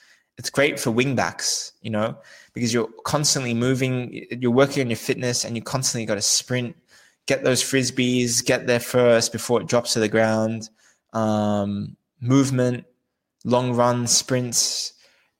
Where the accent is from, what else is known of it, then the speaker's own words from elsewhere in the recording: Australia; I'm from Australia